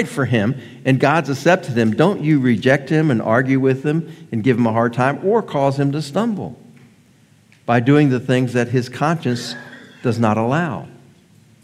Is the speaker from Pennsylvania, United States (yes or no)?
no; near Baltimore, Maryland, United States; moved away; I grew up near Baltimore, Maryland